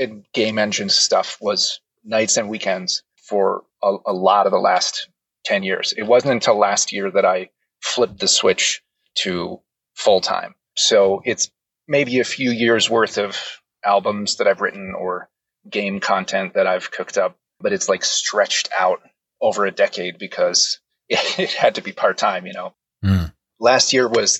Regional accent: Seattle, Washington, United States; also born or lived in Hawaii; I grew up in Seattle

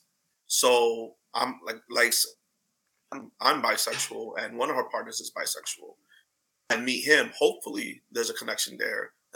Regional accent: New York, United States; moved away; I'm from New York originally.

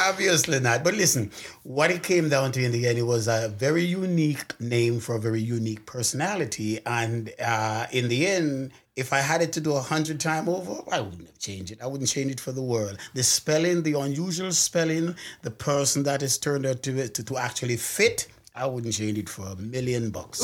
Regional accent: Clarendon Parish, Jamaica; I'm actually from Jamaica, Parish of Clarendon

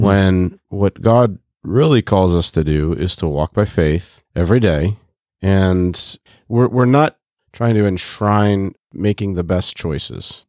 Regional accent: Bloomington, Indiana, United States; I was born in Bloomington, Indiana in nineteen eighty-two

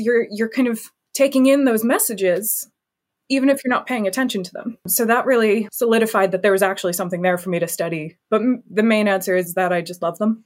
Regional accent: United States; moved away as an adult; now in United Kingdom; I am an American studying in the U K.

